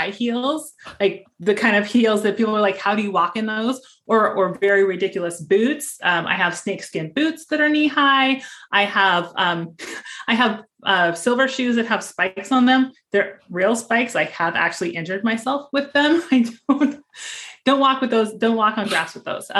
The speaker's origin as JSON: {"language": "English", "region": "Montana", "country": "United States", "moved": "yes", "lives_now": "Phoenix, United States", "said": "We live here in Phoenix, but I'm originally from Montana. So I kind of have a farmer background"}